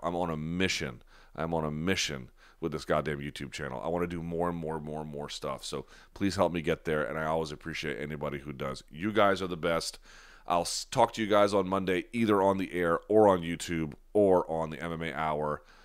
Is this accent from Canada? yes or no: no; New Delhi, Delhi, India; I was born in India. I was born in New Delhi.